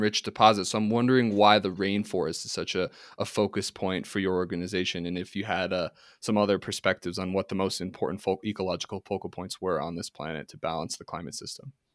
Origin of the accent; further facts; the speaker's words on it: New York City, New York, United States; I'm from, I was born in Manhattan